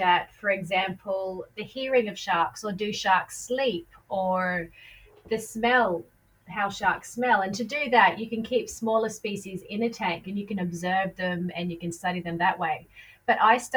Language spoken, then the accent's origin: English; Queensland, Australia; moved away; I'm actually from Queensland, so, you know, the waters are warmer over there